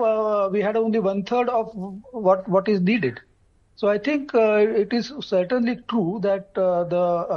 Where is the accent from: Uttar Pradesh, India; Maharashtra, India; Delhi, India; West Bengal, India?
Maharashtra, India; I come from Maharashtra